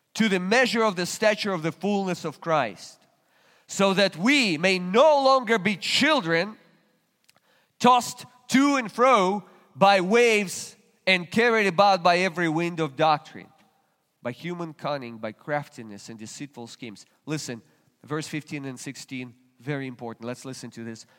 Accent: Russia; moved away as an adult; now in United States; I was still a Russian citizen. Today I'm an American citizen

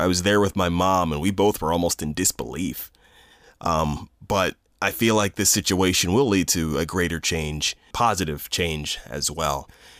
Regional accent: Bel Air, Maryland, United States; I've lived in Bel Air my entire life. I grew up in Harford County

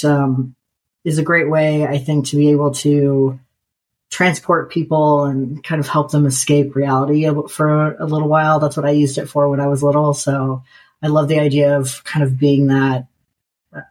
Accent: Nebraska, United States; now in North Carolina, United States; I grew up in Nebraska

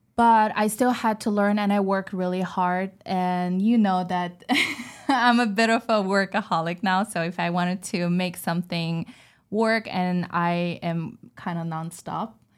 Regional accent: China; English is a second language; moved away as an adult; I was born and raised in China

